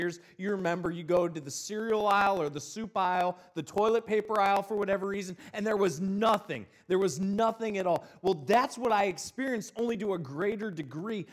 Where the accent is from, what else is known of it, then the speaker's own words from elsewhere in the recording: Northeast Ohio, United States; moved away as an adult; also born or lived in Mississippi; I'm originally from Northeast Ohio, and then I moved down to Mississippi.